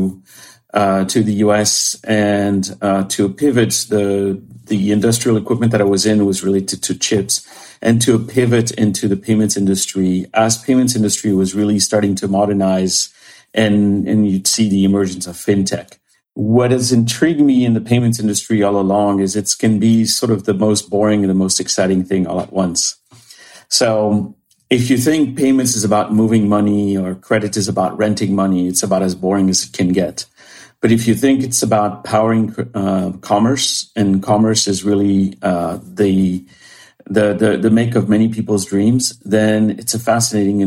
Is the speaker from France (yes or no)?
yes; France; moved away as an adult; also born or lived in Paris, France; now in Bainbridge Island, United States; I was born and raised in France